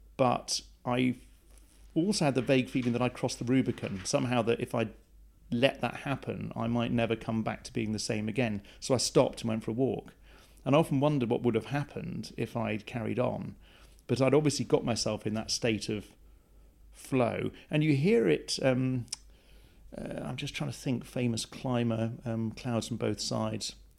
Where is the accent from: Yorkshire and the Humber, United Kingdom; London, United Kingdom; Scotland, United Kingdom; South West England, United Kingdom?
South West England, United Kingdom; Plymouth; I was raised in Plymouth